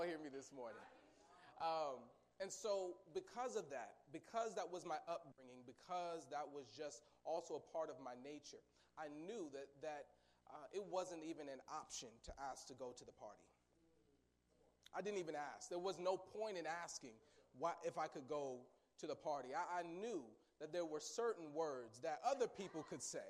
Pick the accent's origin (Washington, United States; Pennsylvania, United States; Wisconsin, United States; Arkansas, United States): Washington, United States; Seattle; moved away; also born or lived in St. Joseph, Missouri / Atchison, Kansas; I'm originally from Seattle, Washington